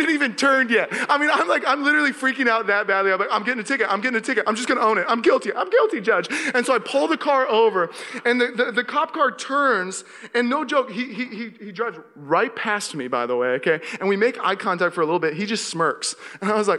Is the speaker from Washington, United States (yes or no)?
yes; Seattle, Washington, United States; moved away as an adult; also born or lived in Los Angeles; now in Walnut Creek, United States; I grew up in Seattle